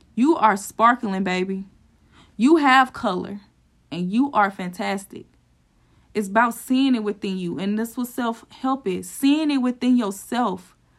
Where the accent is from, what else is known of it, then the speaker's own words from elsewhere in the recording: St. Louis, Missouri, United States; my hometown, which is Saint Louis